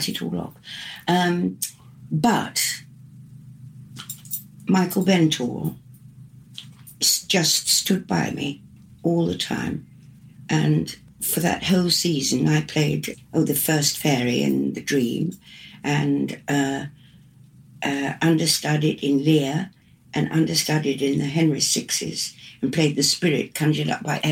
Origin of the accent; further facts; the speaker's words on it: York, Yorkshire and the Humber, United Kingdom; moved away; I was going back to do the mystery plays in York, my hometown